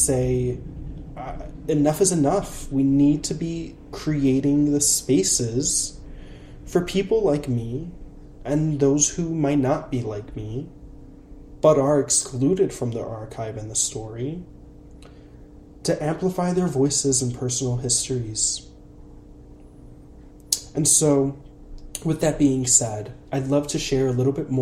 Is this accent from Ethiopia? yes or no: no; Puerto Rico; English is a second language; I'm Puerto Rican. I'm an English language learner.